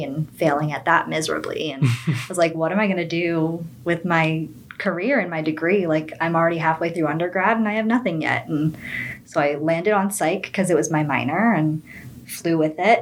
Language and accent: English; Boca Raton, Florida, United States; moved away as an adult; also born or lived in Miami; now in Melbourne, United States; I grew up in Boca Raton, Florida